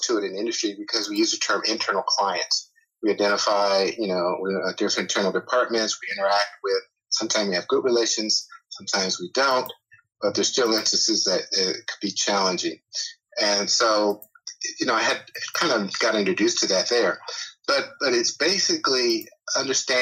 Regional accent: California, United States; now in Atlanta, United States; I grew up in California, so I was a beach guy

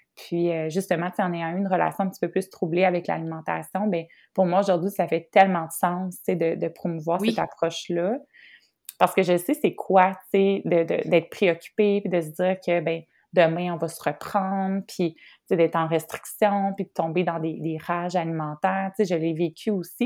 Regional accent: Trois-Rivières, Quebec, Canada; je suis de Trois-Rivières

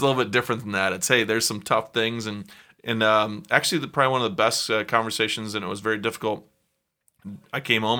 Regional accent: South Dakota, United States; now in Chicago, United States; I'm a kid from South Dakota

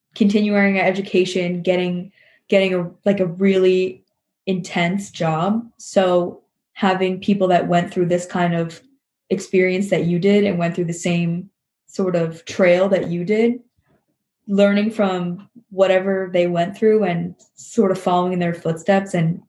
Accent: Princeton, New Jersey, United States; I work at a gynecology and fertility clinic and doctor's office for women's health in Princeton, New Jersey

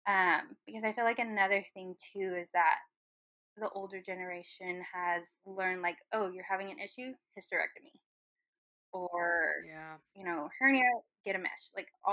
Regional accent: Irving, Texas, United States; So I was raised in Irving for part of my life.

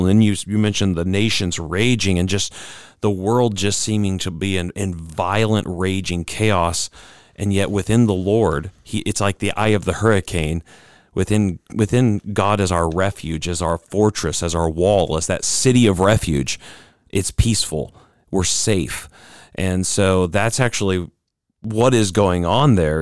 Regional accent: United States; as Americans, we kind of feel this because, um, being an American citizen

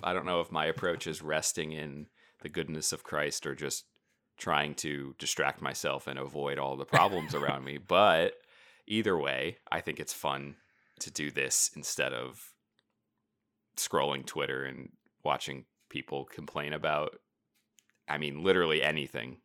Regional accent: United States; being American, modern, you know, 21st century Protestants

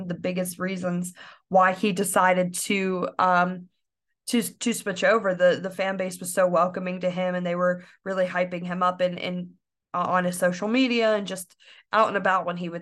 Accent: Pittsburgh, Pennsylvania, United States; my hometown team, the Pittsburgh Riverhounds

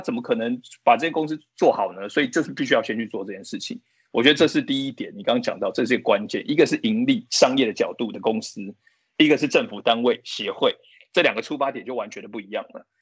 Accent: Taiwan; 我们就是台湾人

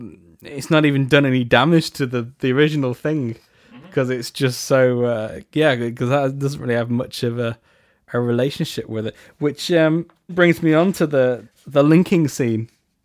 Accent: England, United Kingdom; Well, I'm English.

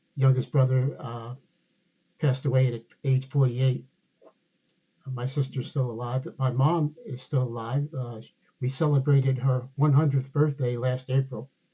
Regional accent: Somerville, New Jersey, United States; now in Ashburn, Virginia, United States; I grew up in a, uh, a small town in New Jersey known as Somerville, New, Somerville, New Jersey

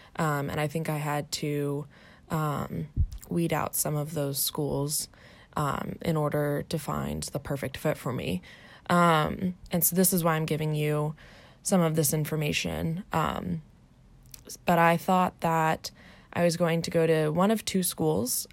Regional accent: Arlington, Virginia, United States; moved away as an adult; also born or lived in Washington, D.C.; now in Orange County, California, United States; I grew up in Arlington, Virginia, um, just outside of Washington, D.C.

